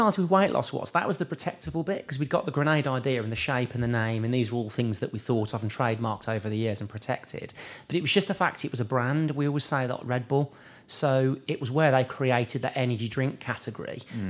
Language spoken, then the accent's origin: English; Birmingham, West Midlands, United Kingdom; Yeah, Birmingham, yeah. So yeah. I was born in Soldy Hill, lived in Birmingham my whole life.